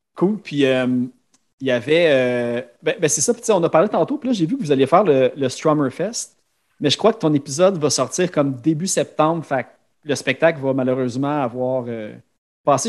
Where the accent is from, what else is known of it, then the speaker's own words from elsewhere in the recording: Laval, Quebec, Canada; je viens de Sainte-Dorothée, juste sur le bord de Chamédée à Laval.